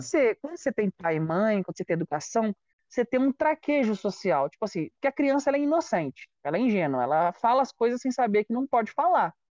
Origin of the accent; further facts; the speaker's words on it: Juiz de Fora, Minas Gerais, Brazil; moved away; Eu sou de de Fora, que é uma cidade que fica a três horas do Rio de Janeiro